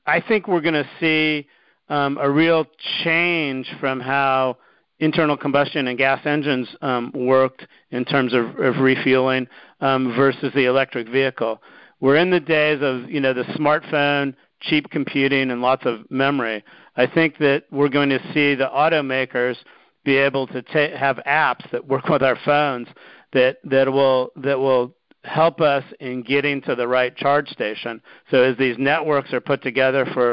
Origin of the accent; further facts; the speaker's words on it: United States; also born or lived in Japan; I'm American